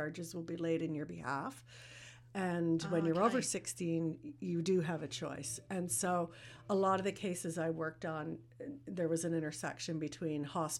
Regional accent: Prince Edward Island, Canada; moved away as an adult; now in Kingston, Canada; I'm originally from PEI.

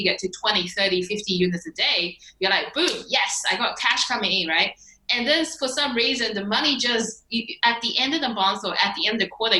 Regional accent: China; I was born in China. And like growing up was a freaking struggle.

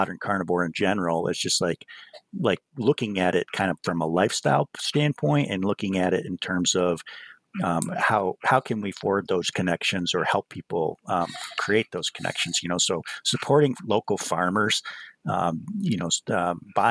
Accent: the Adirondacks, New York, United States; I grew up in a hunting family because I grew up here in the Adirondacks

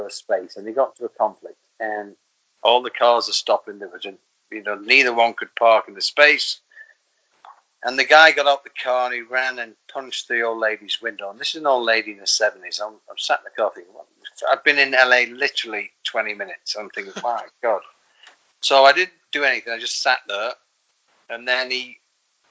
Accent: the north of England, United Kingdom; moved away as an adult; now in Los Angeles, United States; I'm from England, as you know, and I'm from the north of England, and jokes and stories we grew up with.

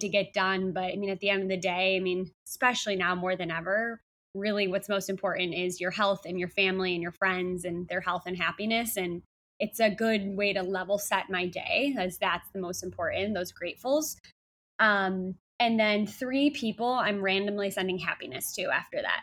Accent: Chicago, Illinois, United States; now in San Diego, United States; Chicago, where I'm from, my hometown

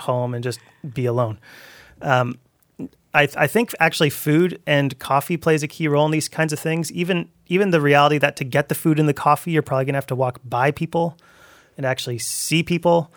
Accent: Abbotsford, British Columbia, Canada; moved away; also born or lived in Towson; growing up in Abbotsford

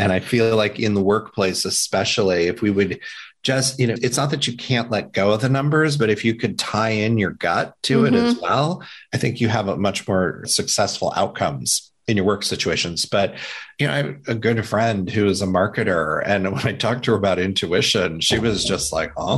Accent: Indiana, United States; when I was growing up in Indiana

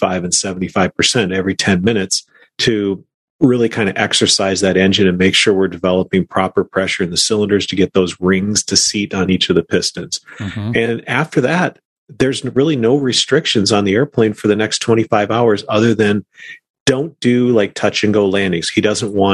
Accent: Minnesota, United States; moved away; back in my hometown, you know, back in Minnesota.

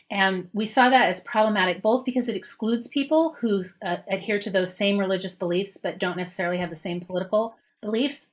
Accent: Utah, United States; moved away as an adult; also born or lived in Manhattan, New York; now in Boston, United States; I grew up in Utah, left Utah

